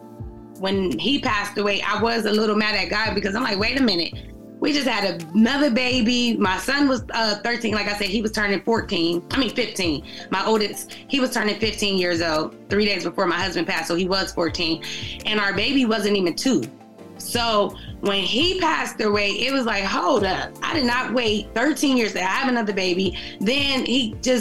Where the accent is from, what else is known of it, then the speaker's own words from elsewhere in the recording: Youngstown, Ohio, United States; Born and raised in Youngstown, Ohio